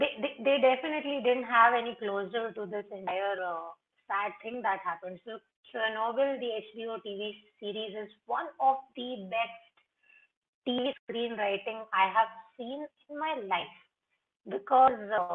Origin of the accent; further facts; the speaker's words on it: India; as an Indian living in India, dealing with brown skin, even if we are a predominantly brown country, I'm still given a lot of heck from family members